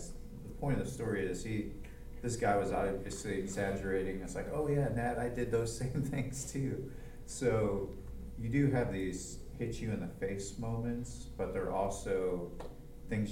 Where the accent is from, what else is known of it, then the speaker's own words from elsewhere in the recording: Cleveland, Ohio, United States; moved away as an adult; also born or lived in Nashville, Tennessee; I grew up in Cleveland in the city